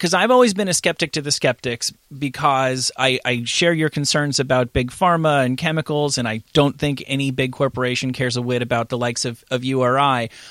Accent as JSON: {"language": "English", "region": "East Coast", "country": "United States", "said": "I'm from the East Coast."}